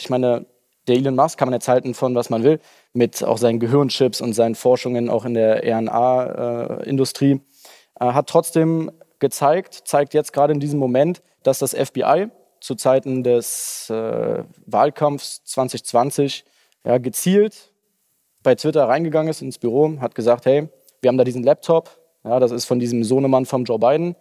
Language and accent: German; Germany; bei uns in Deutschland